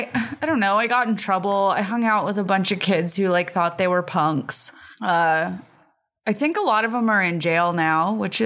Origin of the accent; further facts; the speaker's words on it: Oceanside, California, United States; also born or lived in New York; I am one of the only people left in California who was born here.